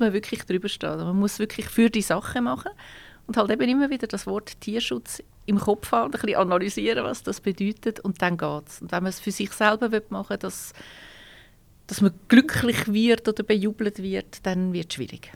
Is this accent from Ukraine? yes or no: no; Switzerland; bei uns in der Schweiz